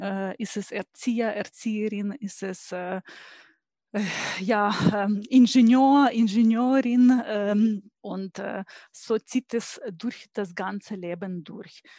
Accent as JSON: {"language": "German", "country": "Ukraine", "tie": "born or raised there", "second_language": "German", "moved": "as an adult", "lives_now": "Stuttgart, Germany", "said": "Ich bin gebürtige Ukrainerin und ähm, bin ähm, hier in äh, Stuttgart seit über 20 Jahren"}